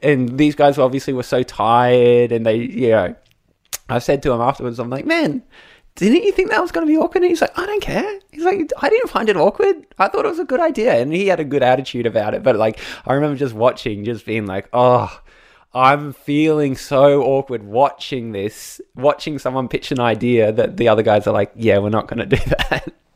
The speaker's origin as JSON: {"language": "English", "country": "Australia", "said": "as an Australian"}